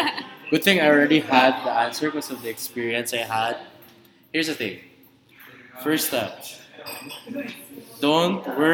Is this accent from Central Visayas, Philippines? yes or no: yes; Cebu, Central Visayas, Philippines; I was from Cebu